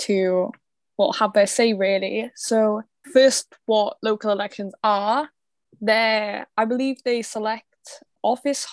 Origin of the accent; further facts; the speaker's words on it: Cardiff, Wales, United Kingdom; I'm 17, I'm from Cardiff